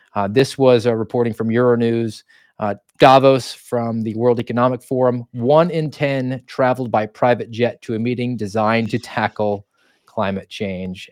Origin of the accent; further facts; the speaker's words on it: United States; I'm from America